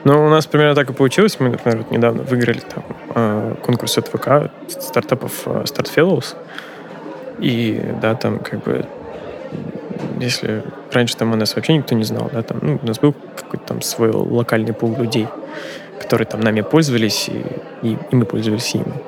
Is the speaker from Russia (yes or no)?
yes; Volgograd, Volgograd Oblast, Russia; also born or lived in Volzhsky; мой родной город Волгоград